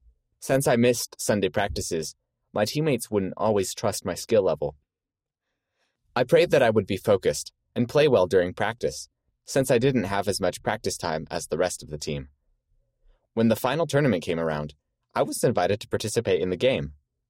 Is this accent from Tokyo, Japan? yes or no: no; Matsudo, Chiba, Japan; I'm from Matsudo City, Japan.